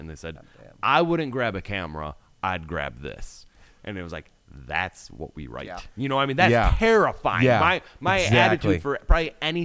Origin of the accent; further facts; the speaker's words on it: Wisconsin, United States; I'm here from Wisconsin